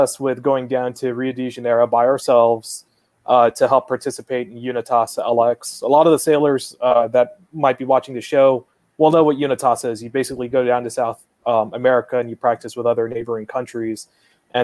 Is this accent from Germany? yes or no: no; Guam; moved away as an adult; I was born and raised on Guam